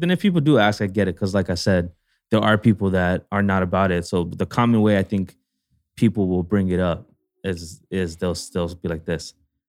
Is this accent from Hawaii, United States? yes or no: yes; Hawaii, United States; moved away as an adult; yeah, I moved out from here. I came from Hawaii.